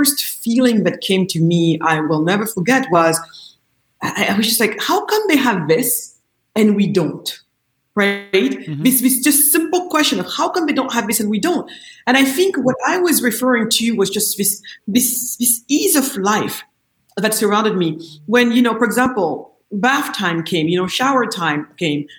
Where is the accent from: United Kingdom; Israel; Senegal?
Senegal; I was born in Senegal, west coast of Africa.